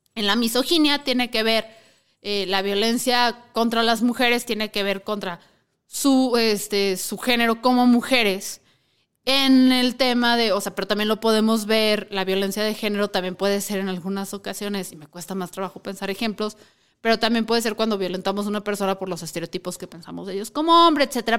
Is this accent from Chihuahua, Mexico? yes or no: yes; Chihuahua, Mexico; Yo soy de Chihuahua